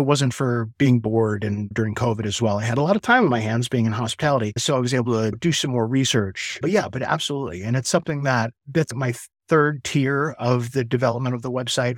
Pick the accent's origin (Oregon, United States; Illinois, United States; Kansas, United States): Illinois, United States; Chicago; moved away as an adult; also born or lived in Asheville, North Carolina; I'm from Chicago originally